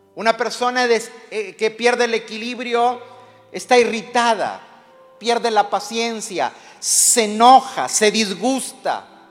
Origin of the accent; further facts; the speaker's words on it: Mexico; los que somos mexicanos